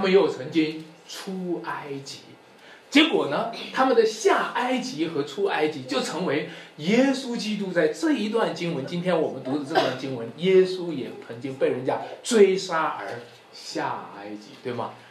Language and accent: Chinese; China; 我们中国人